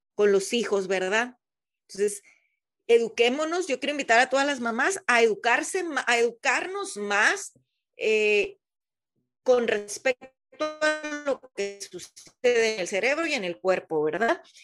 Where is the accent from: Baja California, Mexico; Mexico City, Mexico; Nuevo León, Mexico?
Baja California, Mexico; Mexicali; de donde yo soy, Mexicali, Baja California